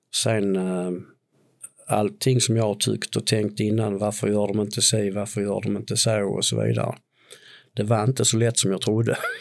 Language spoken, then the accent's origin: Swedish; Tomelilla, Skåne, Sweden; jag är en påge från Tomelilla